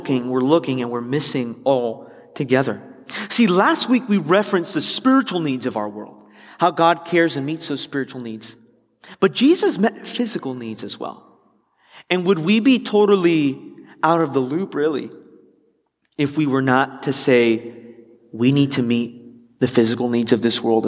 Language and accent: English; Miami, Florida, United States; also born or lived in West Palm Beach; I grew up in Miami